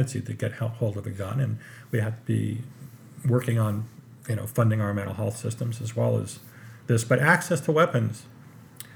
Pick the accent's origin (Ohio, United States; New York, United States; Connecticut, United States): Connecticut, United States; Trumbull; I grew up in Trumbull, Connecticut, which is not far, very close to Newtown